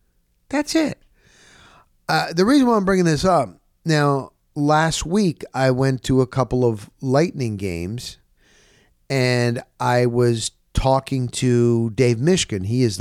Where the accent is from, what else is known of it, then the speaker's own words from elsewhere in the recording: Florida, United States; I'm a sportscaster from Florida and I got a podcast